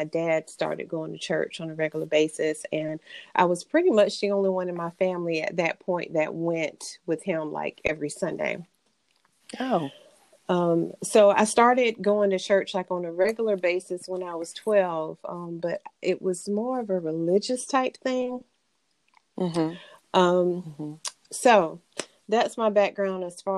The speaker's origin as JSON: {"language": "English", "area": "Bamberg County", "region": "South Carolina", "country": "United States", "tie": "born or raised there", "also_born_or_lived": "Olar, South Carolina", "accent": "country drawl", "said": "raised in a small county in South Carolina called Bamberg County. And I say Bamberg County because I started out in Bamberg, South Carolina. And then I moved to an even smaller town within the county called Oler, South Carolina."}